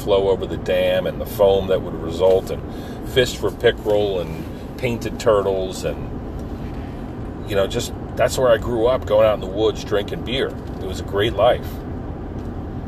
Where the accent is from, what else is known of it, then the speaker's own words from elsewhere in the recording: Pine Barrens of New Jersey, United States; My hometown in the Pine Barrens of New Jersey was dirt roads and pine trees